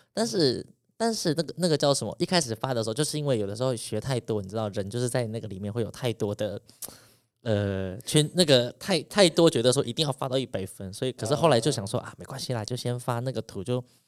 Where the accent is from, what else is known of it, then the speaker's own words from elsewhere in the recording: Taiwan; 即便我在都市长大